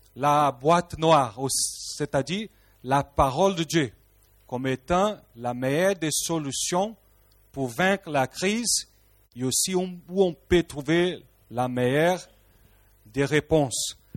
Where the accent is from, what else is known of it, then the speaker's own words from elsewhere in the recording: Rio de Janeiro, Brazil; French is a second language; moved away; Rio de Janeiro au Brésil d'où moi je suis, je suis un Brésilien